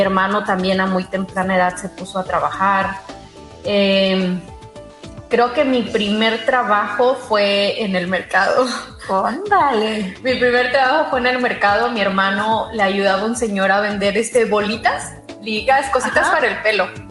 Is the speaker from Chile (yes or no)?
no; Los Mochis, Sinaloa, Mexico; moved away as an adult; also born or lived in Illinois / Monterrey / Guadalajara / Mazatlán; now in United States; nací en Los Mochis, Sinaloa un 21 de febrero del 76